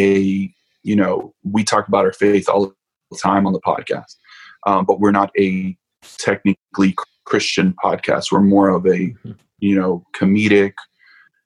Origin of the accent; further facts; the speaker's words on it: Miami, Florida, United States; moved away; I'm originally from Miami, Florida